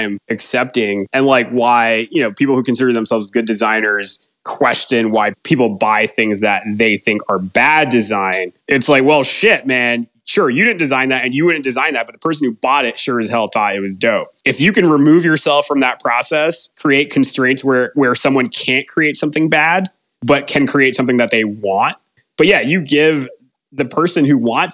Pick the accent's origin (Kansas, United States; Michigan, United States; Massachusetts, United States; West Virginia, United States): Massachusetts, United States; Boston; growing up in Boston, you know, a bunch of Bostonian high school friends